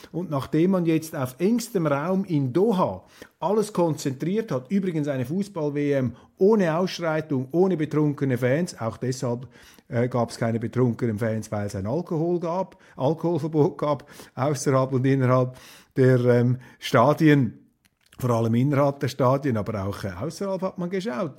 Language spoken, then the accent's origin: German; Switzerland; Als Schweizer